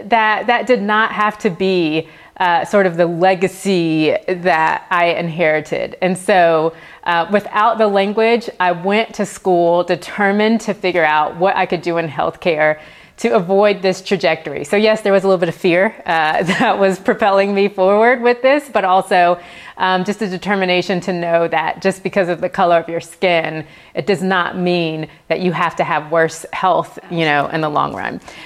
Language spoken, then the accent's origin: English; Atlanta, Georgia, United States; now in Charlotte, United States; I grew up in Northeast Atlanta in the suburbs